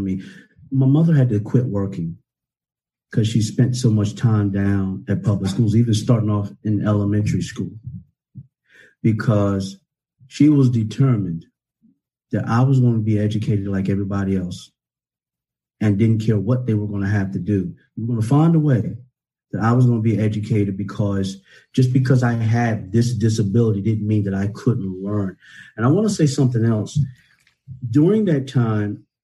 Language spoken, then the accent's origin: English; Northampton County, Virginia, United States; I grew up here in Virginia in a very, very poor county, Northampton County